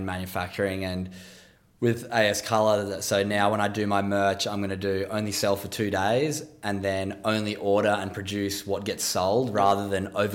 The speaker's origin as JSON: {"language": "English", "town": "Narrabeen", "region": "New South Wales", "country": "Australia", "tie": "born or raised there", "said": "I grew up in Narrabeen"}